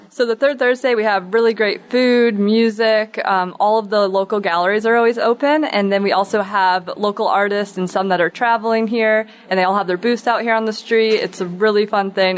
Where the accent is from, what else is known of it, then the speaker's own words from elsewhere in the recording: Key Largo, Florida, United States; also born or lived in Massachusetts; I was born in Key Largo